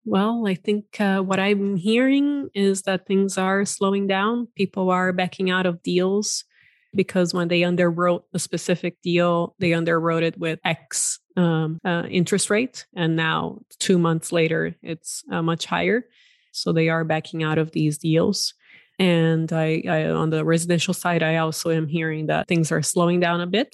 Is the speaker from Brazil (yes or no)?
yes; Brazil; also born or lived in Silicon Valley, United States; now in United States; I'm originally from Brazil and, uh, have been in the U S for just over twenty years